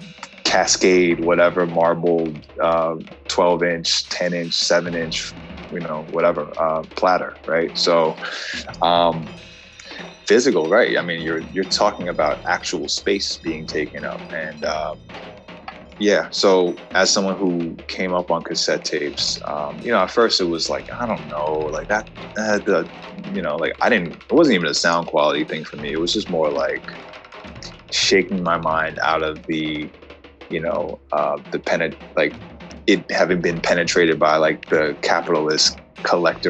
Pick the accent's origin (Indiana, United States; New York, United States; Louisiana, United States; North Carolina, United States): New York, United States; New York City; also born or lived in Jackson Heights, Queens; I'm from Manhattan originally, East Side